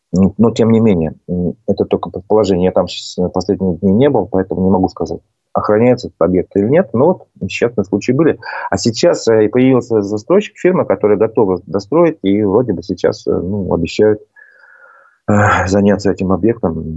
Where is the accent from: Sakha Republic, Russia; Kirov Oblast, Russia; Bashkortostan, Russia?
Bashkortostan, Russia